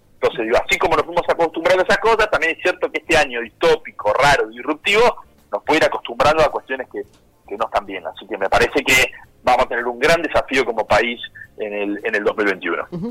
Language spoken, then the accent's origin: Spanish; Lomas de Zamora, Buenos Aires Province, Argentina; yo soy de Lomas de Zamora